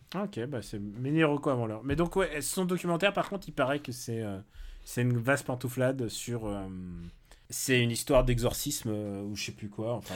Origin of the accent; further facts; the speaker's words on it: France; qui fait qu'on est français